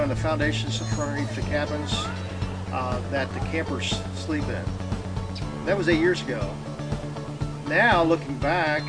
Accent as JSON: {"language": "English", "region": "Pennsylvania", "country": "United States", "said": "I'm from Pennsylvania."}